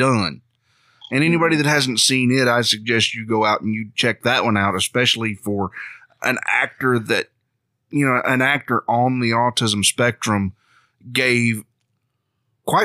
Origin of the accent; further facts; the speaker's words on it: Mississippi, United States; growing up in Mississippi